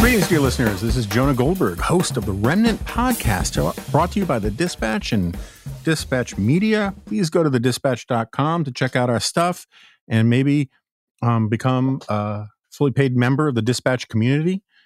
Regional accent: New York City, New York, United States; now in Washington, D.C., United States; as a New Yorker

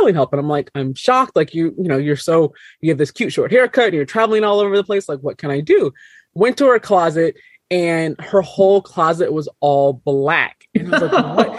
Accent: Minnesota, United States; I was 5'10 and the only black girl in most of my classes growing up in Minnesota.

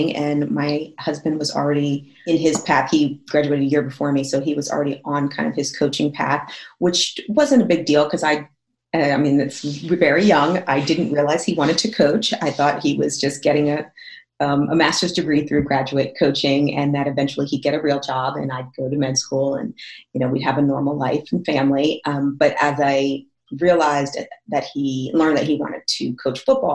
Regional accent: Northern New Jersey, United States; moved away as an adult; also born or lived in Jonesboro, Arkansas; I'm from Northern New Jersey. Like I'm like, you know, I'm right outside New York City

